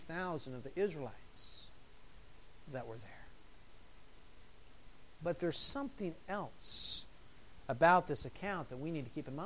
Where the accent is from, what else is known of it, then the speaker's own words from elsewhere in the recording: United States; being an American